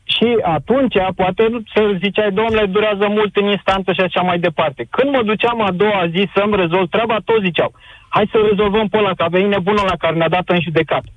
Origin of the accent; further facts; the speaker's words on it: Bucharest, Romania; eu sunt din București